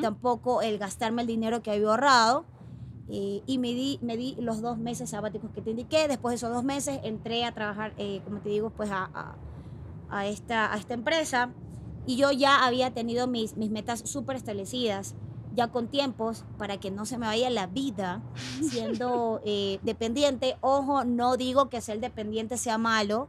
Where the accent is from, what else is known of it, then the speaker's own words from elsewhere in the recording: Guayaquil, Guayas, Ecuador; Yo soy de Guayaquil y estoy acostumbrada al calor